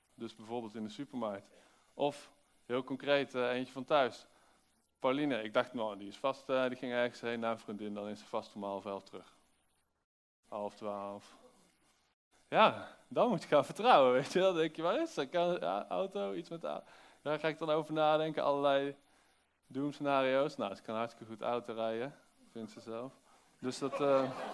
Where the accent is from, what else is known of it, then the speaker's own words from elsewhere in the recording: Netherlands; als Nederlander